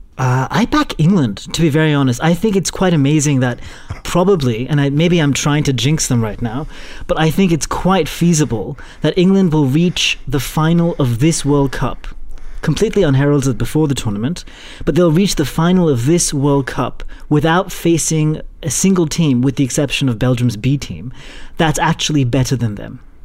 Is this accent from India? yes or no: yes; India; as an Indian